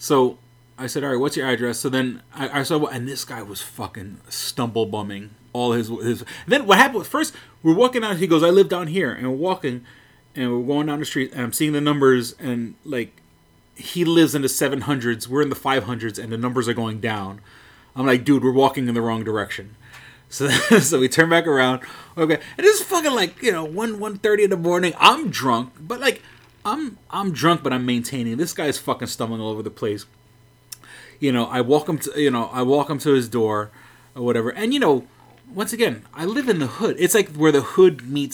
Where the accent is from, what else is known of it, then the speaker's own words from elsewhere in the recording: New York City, New York, United States; I'm from New York City